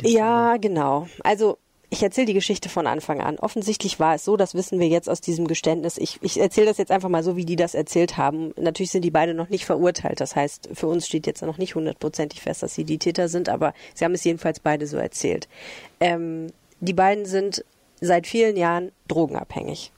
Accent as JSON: {"language": "German", "town": "Düsseldorf", "region": "North Rhine-Westphalia", "country": "Germany", "said": "Ich als Oberbilkerin."}